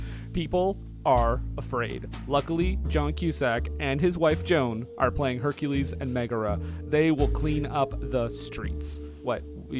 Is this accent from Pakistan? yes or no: no; Canada; trust me, I'm from Canada.